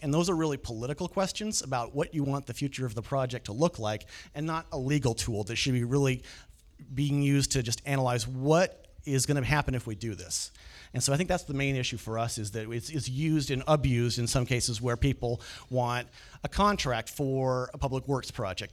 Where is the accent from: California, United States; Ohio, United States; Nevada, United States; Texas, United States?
California, United States; the Valley; also born or lived in Bay Area; now in Sacramento, United States; I grew up in the Valley